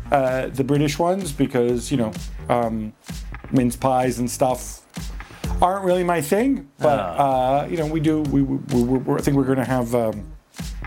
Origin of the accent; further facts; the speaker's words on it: northern Italy, Italy; moved away; In Italy, I'm from the north of Italy, so we do things a certain way